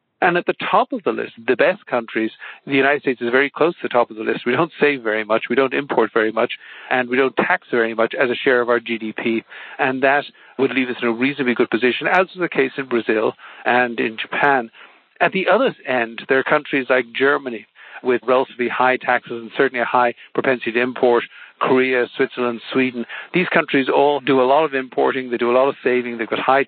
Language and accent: English; Ireland; growing up in Ireland, which is a small open economy